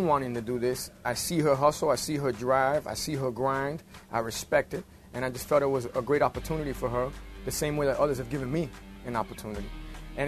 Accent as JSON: {"language": "English", "town": "Miami", "region": "Florida", "country": "United States", "tie": "born or raised there", "said": "one of the neighborhoods I grew up here in Miami, it's called Wynwood."}